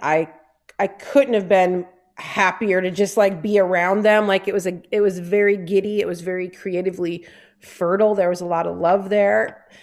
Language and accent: English; Detroit, Michigan, United States; of Detroit, from Down River